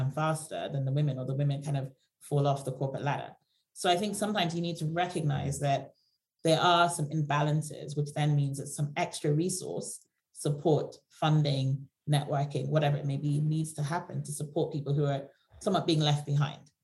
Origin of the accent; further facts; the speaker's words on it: Nigeria; now in United Kingdom; I come from Nigeria originally